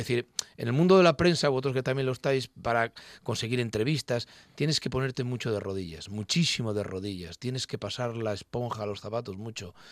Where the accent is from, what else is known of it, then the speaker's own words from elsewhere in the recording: León, Castile and León, Spain; now in Gijón, Spain; soy leonés gijonés. De parte de madre, eh, toda mi familia eh, asturiana, pero de parte de padre leonés. Entonces llevo, nací en León